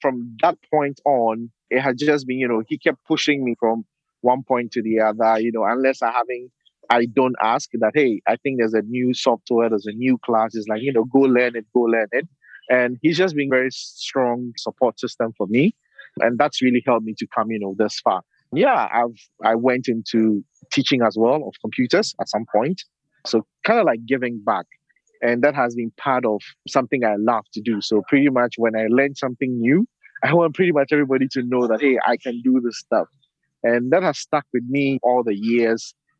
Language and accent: English; Ghana; English is a second language; also born or lived in Portland, Oregon; I am from Ghana, West Africa. Up until 2 years ago, I was living and working in Portland, Oregon. But now I'm back in Accra, Ghana